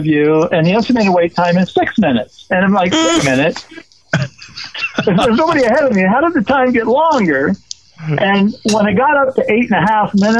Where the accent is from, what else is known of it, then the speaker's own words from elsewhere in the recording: Southeast Washington, United States; I grew up in Eastern Washington, down in Southeast Washington, amongst all the wheat farms and the buckwheat farms and the like